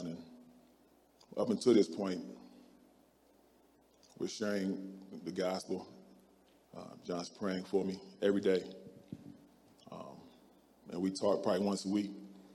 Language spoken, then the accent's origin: English; Akron, Ohio, United States; moved away as an adult; also born or lived in Kansas; I'm from Akron, Ohio